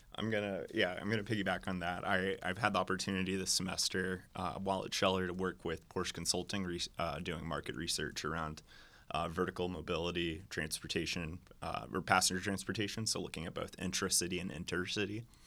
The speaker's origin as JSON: {"language": "English", "town": "Atlanta", "region": "Georgia", "country": "United States", "tie": "born or raised there", "moved": "as an adult", "said": "I grew up in Atlanta, um, left in two thousand eight and returned"}